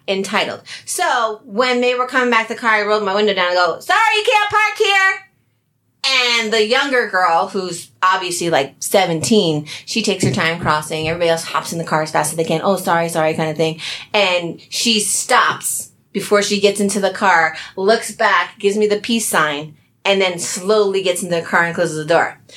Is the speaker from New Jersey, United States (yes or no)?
yes; New Jersey, United States; I'm from Jersey